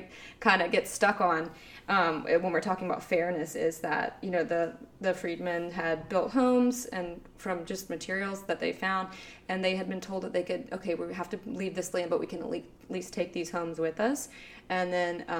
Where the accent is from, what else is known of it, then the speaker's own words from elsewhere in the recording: Dare County, North Carolina, United States; I grew up in Dare County and went, you know, daycare through high school, every year of school in this county